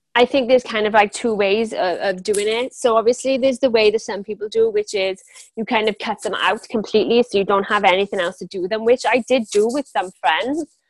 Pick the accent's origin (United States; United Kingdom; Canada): United Kingdom; Pontypridd, Wales; accent: Welsh; I'm from South Wales. Um, I was born in a town, same town as Tom Jones, actually.